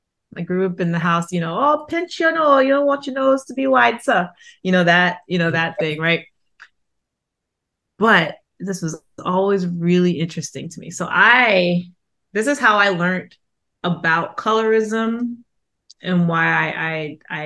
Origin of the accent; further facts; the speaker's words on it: New York, United States; moved away; also born or lived in South Georgia; I grew up in Queens